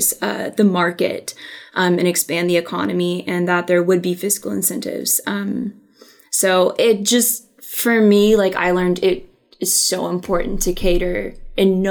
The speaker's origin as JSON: {"language": "English", "town": "Bentonville", "region": "Arkansas", "country": "United States", "said": "I'm from Bentonville"}